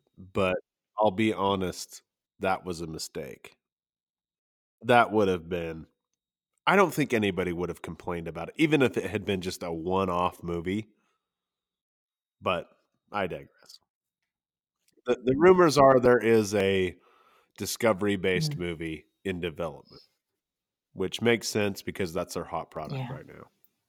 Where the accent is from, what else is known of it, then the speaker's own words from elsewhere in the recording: San Francisco, California, United States; My hometown team, the San Francisco 49ers, just won their way to the championship game